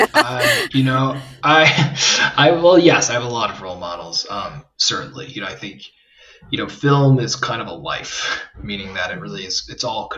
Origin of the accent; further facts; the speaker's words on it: New York City, New York, United States; I grew up in New York City